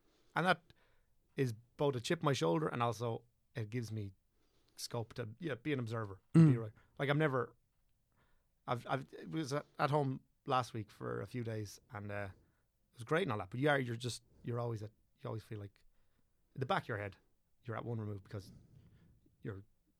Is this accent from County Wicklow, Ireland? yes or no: yes; County Wicklow, Ireland; I'm from Wicklow, obviously, and all rest of it, but so I would consider myself from Wicklow.